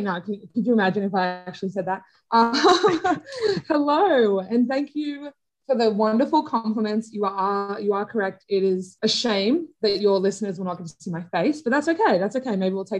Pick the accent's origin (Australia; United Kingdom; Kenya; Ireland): Australia; moved away as an adult; now in United States; I am originally from Australia, but moved to the US to work at the summer camp